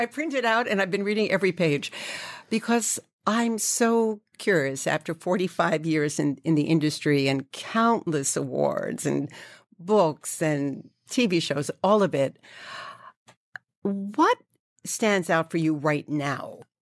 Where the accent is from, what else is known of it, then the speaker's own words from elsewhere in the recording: New York City, New York, United States; I grew up in Fresh Meadows, Queens